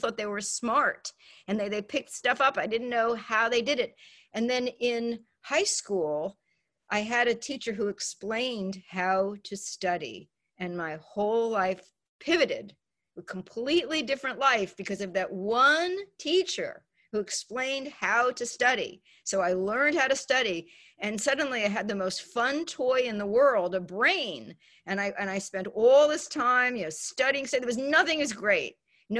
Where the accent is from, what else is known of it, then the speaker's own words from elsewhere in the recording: New York City, New York, United States; moved away; growing up in the Bronx and not doing well in school